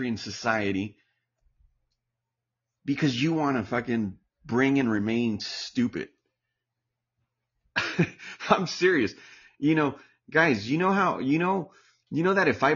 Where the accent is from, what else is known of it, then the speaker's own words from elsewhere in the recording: United States; now in Palm Springs, United States; I'm Mexican American